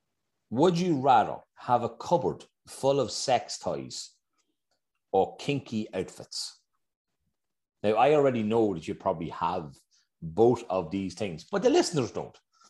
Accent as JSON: {"language": "English", "country": "Ireland", "tie": "born or raised there", "said": "we grew up in Darvo, Kev. It was the countryside, okay? We had space."}